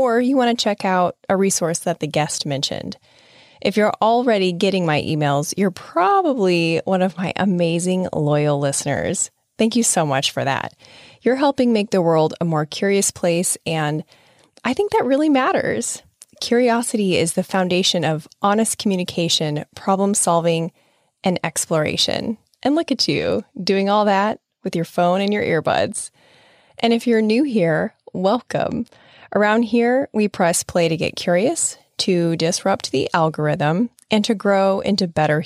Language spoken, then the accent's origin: English; Nebraska, United States; I'm from Nebraska